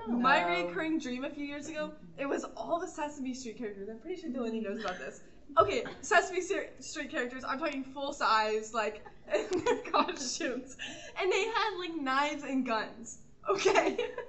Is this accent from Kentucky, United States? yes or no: yes; Louisville, Kentucky, United States; I was raised in Louisville, and my mom was, like, a single mom, so we weren't that, like, privileged when I was growing up